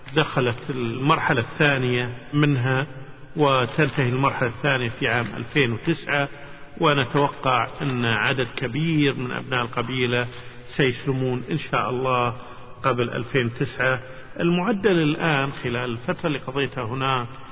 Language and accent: Arabic; Kuwait; أنا من الكويت